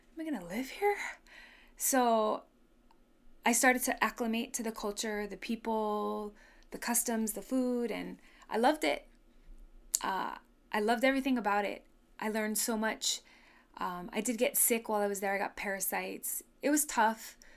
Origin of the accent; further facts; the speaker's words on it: Honolulu, Hawaii, United States; also born or lived in Kahuku, Hawaii / Waianae, Hawaii; we grew up in Hawaii Kai when I was five all the way till I graduated.